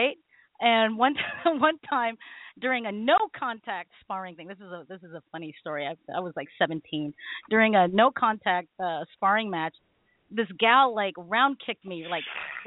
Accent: Philippines; I'm Filipino

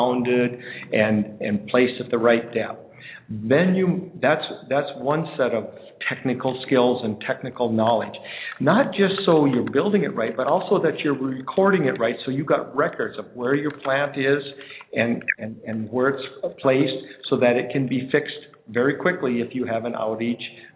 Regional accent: North Dakota, United States; moved away; I grew up in North Dakota, and there's tons of co-ops in North Dakota

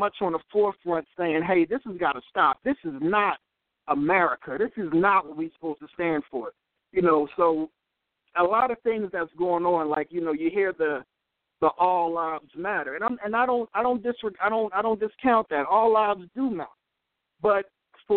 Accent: Philadelphia, Pennsylvania, United States; I'm from Philadelphia, born and raised

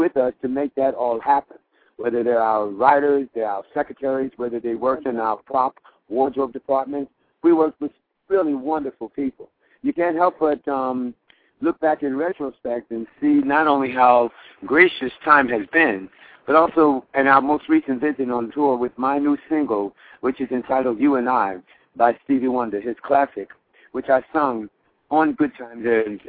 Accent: Hollywood, California, United States; So within the context of growing up in Hollywood in the 1970s, I was very fortunate with my theater background to work with an ensemble cast who were first-class, first-rate men and women.

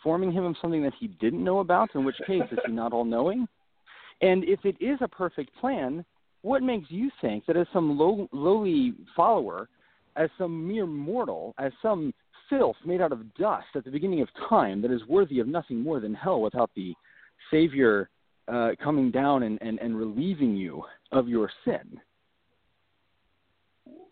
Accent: northern Wyoming, United States; I'm from northern Wyoming.

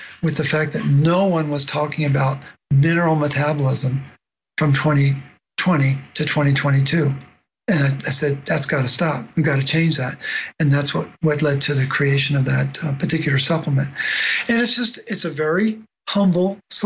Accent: Baltimore, Maryland, United States; I grew up in Baltimore

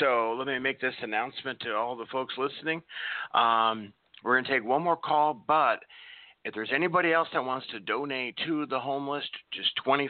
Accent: Nebraska, United States; moved away; my home state I grew up in, Nebraska

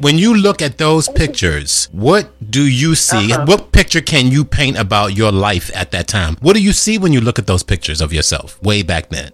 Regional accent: Washington, District of Columbia, United States; I was born in Washington, D.C.

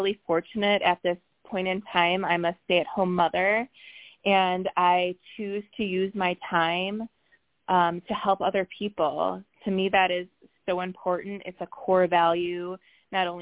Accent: Chicago area, Illinois, United States; I hosted a big Chicago area meetup in my hometown

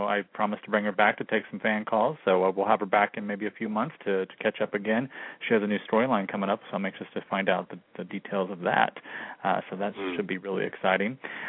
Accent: Texas, United States; I grew up in Texas

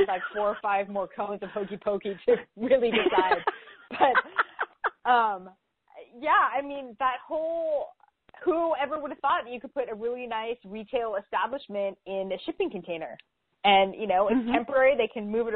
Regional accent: San Francisco, California, United States; I'm from San Francisco

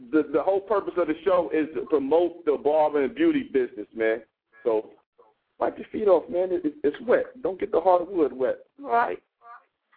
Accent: Ohio, United States; I'm from Ohio.

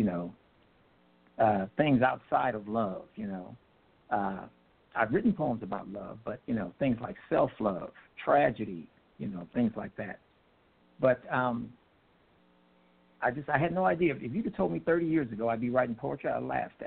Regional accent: Los Angeles, California, United States; moved away as an adult; now in Grand Prairie, United States; I'm a Los Angeles transplant. I was born and bred, raised and fed in Los Angeles about 20 years ago. I moved to Texas

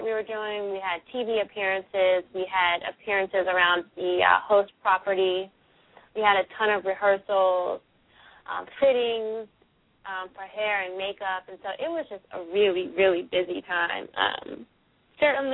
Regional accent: Philadelphia, Pennsylvania, United States; I'm born and raised in Philadelphia, went to high school here

